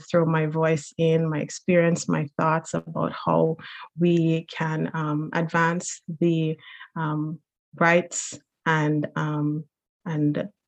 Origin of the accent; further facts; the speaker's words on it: Jamaica; now in Newfoundland, Canada; I'm originally from Jamaica, but now a proud Newfoundlander